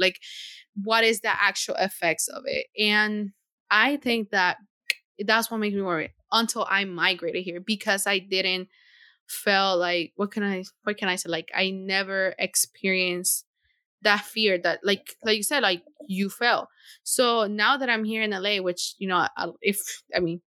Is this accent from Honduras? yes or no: yes; Tegucigalpa, Francisco Morazán, Honduras; now in Canada; I remember in my childhood when I was living in Honduras, that I feel like it was so normal for me that I never feared of what is going on. I lived, I am from Tegucigalpa